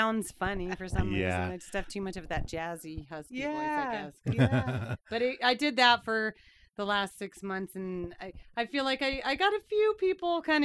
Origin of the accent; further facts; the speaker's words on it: Maryland, United States; also born or lived in Everett, Washington; now in Nampa, United States; I'm from Maryland. We're from Maryland originally